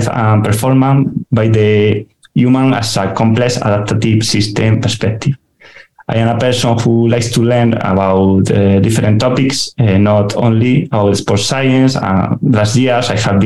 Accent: Spain; also born or lived in Granada; I'm from Spain, from a small town in the mountains

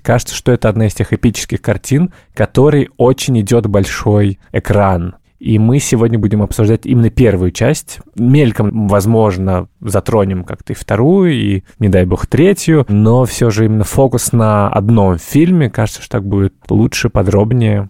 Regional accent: Moscow, Russia; У меня папа э, приехал из э, Казахстана, я родился уже в Москве

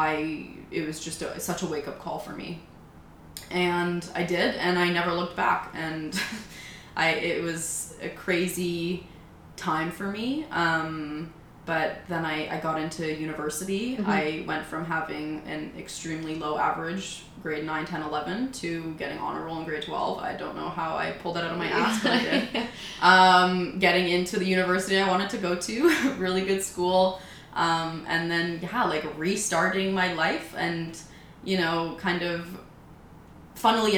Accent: Oakville, Ontario, Canada; also born or lived in Munich, Germany; we moved to Canada. And, yeah, so I grew up in Oakville. Went to high school there

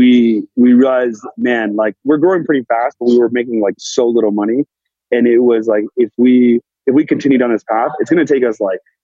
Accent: Danville, California, United States; moved away as an adult; also born or lived in San Francisco / New York; now in Los Angeles, United States; So I grew up in the Bay Area and Danville, and then ended up living there most of my life.

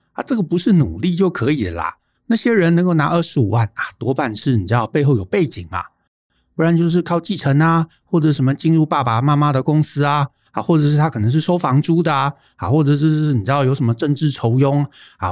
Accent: Taiwan; 我们在台湾长大

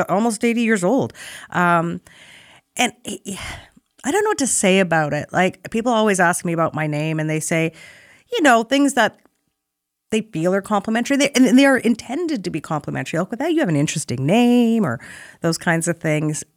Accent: Saskatoon, Saskatchewan, Canada; moved away as an adult; also born or lived in Toronto / Jerusalem; I was born and raised in Saskatoon, Saskatchewan, so just due north of North Dakota.

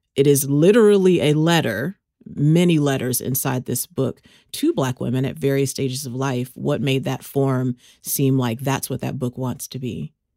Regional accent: Texas, United States; moved away; you and I both have Texas roots

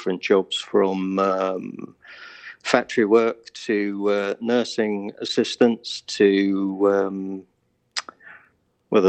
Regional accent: Hailsham, South East England, United Kingdom; I'm currently living in Helsham, which is the south, well, sort of near Brighton on the south coast of England. And I was born about 2 miles down the road from where I'm living now.

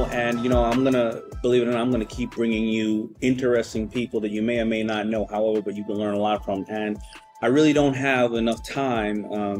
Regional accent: New York City, New York, United States; I'm a New Yorker

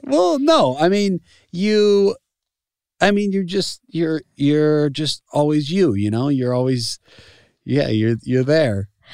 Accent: Chicago, Illinois, United States; moved away; I'm from Chicago

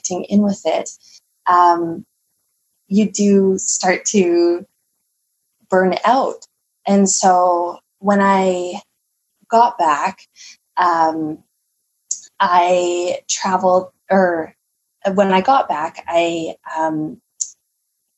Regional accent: Canada

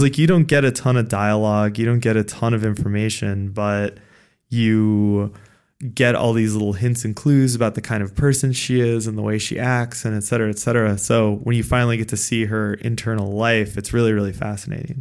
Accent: United States; as a American playing this game

